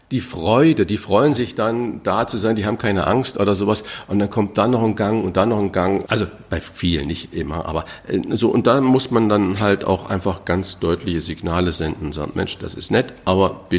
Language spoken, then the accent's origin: German; Saarland, Germany; Mein Sprachfehler, ich bin halt Saarländer und ähm, das CH ist sch Immer.